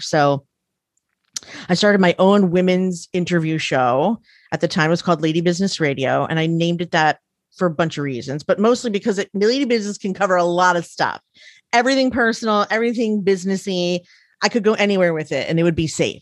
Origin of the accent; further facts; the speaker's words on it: Frederick, Maryland, United States; I grew up in Frederick, Maryland, where there was, like, fifty Jewish families